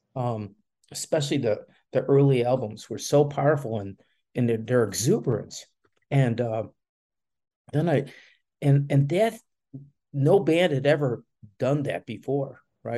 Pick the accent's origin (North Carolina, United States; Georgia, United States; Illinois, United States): Illinois, United States; Chicago; moved away as an adult; also born or lived in Daytona; now in Gainesville, United States; I was born and raised in Chicago